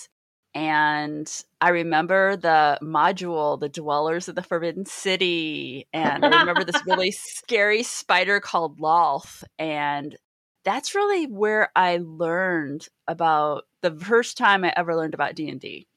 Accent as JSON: {"language": "English", "town": "Mishawaka", "region": "Indiana", "country": "United States", "moved": "yes", "said": "I'm originally from Mishawaka, Indiana"}